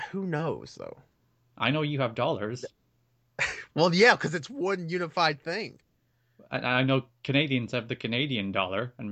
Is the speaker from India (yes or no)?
no; Ireland; We used to have pounds here, actually. We used to have the Irish pound.